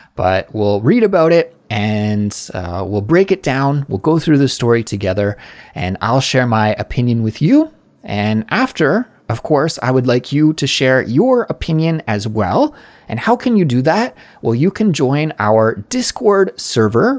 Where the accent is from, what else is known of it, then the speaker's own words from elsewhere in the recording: Canada; now in South Korea; I'm a Canadian, but I'm living abroad in South Korea